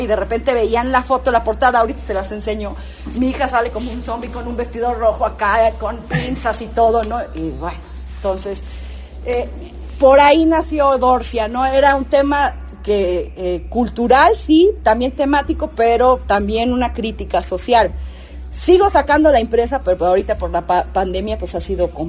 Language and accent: Spanish; Tehuacán, Puebla, Mexico; now in San Andrés Cholula, Mexico; Tehuacán, que es mi pueblo natal, Puebla